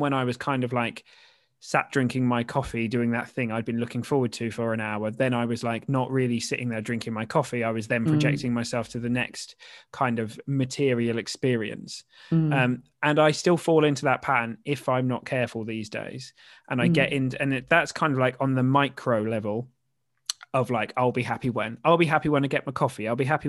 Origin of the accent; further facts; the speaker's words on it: Norfolk, East of England, United Kingdom; I grew up in Norfolk, just down the road, so I know Yarmouth.